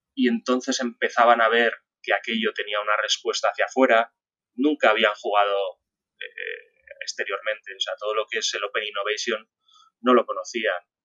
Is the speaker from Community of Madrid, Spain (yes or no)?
yes; Madrid, Community of Madrid, Spain; En Madrid, que es de donde yo soy, yo nací, yo nací en Madrid